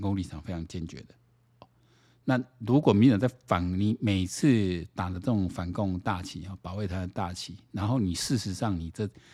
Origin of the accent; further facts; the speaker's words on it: Taiwan; 我们台湾人要整天